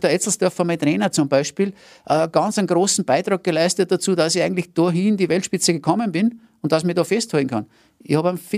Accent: Rainbach im Innkreis, Upper Austria, Austria; weil ich bin ja aus dem Innviertel, aus Rheinbach bei Scherding und ganz nahe an der Grenze.

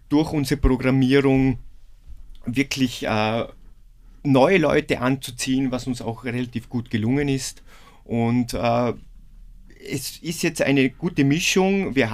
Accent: Vorarlberg, Austria; Also ich muss sagen, als Vorarlberger und Bergmensch.

